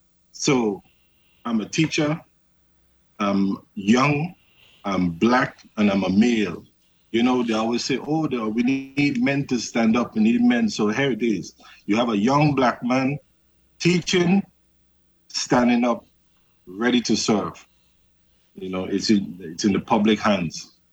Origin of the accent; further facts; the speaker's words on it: Charlotte Amalie, U.S. Virgin Islands; I grew up in Savan, like every other major candidate in the Virgin Islands.